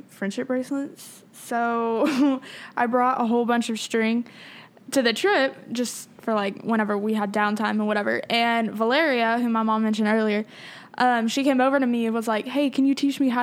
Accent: Texas, United States; we're from Texas

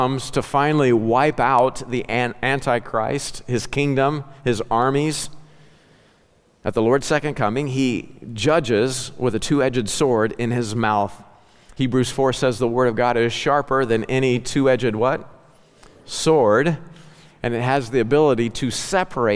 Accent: Ozark Mountains, southwest Missouri, United States; growing up in the Ozark Mountains

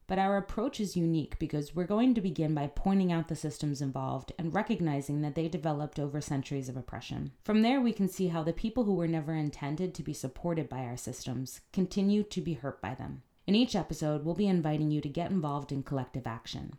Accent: Philadelphia, Pennsylvania, United States; Growing up in Philly in a working class family

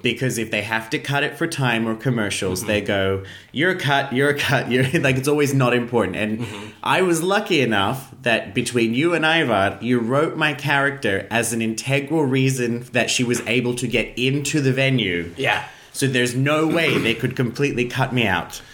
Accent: Australia; I'm an Australian

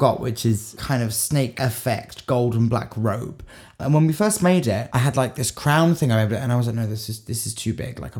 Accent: Portsmouth, South East England, United Kingdom; I grew up in Portsmouth

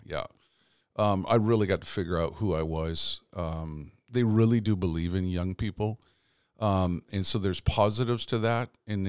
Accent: Canada; But I grew up in Canada.

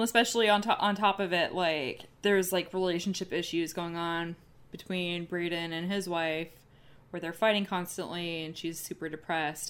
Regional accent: United States; being an American

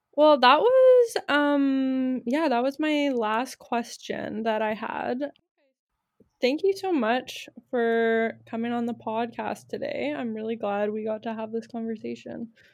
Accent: Winnipeg, Manitoba, Canada; now in Victoria, Canada; I grew up in Winnipeg

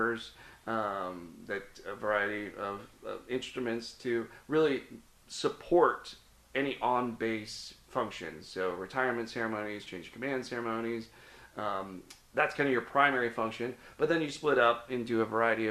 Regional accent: Cincinnati, Ohio, United States; now in Florida, United States; I grew up in the Midwest. I grew up in Cincinnati, Ohio

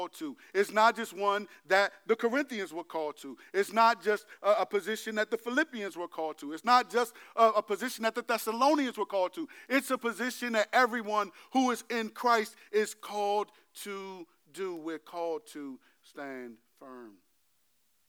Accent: United States; I'm American

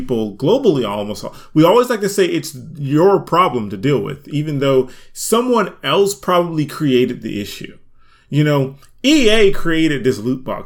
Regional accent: United States; also born or lived in Atlanta, Georgia; we're American

